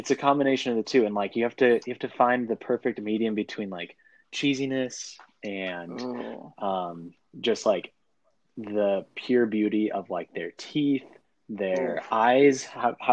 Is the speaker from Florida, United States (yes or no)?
no; Oxnard, California, United States; I'm from Oxnard, California. Um, I ended up going to Ventura High School